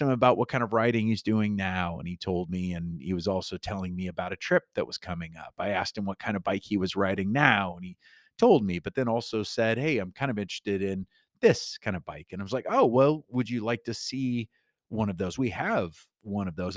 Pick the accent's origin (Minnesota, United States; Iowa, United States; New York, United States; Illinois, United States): Iowa, United States; Newton; when I was growing up in, uh, my little hometown of Newton, Iowa